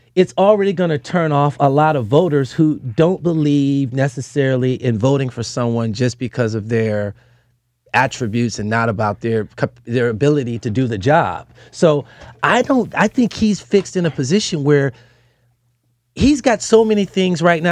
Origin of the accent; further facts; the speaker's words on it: Detroit, Michigan, United States; I'm from Detroit